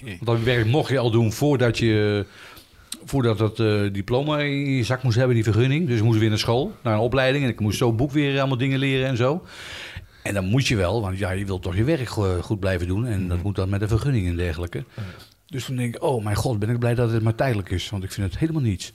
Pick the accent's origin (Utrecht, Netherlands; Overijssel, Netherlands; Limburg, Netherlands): Utrecht, Netherlands; moved away as an adult; now in Houten, Netherlands; Ik ben opgegroeid op Knaleiland in Utrecht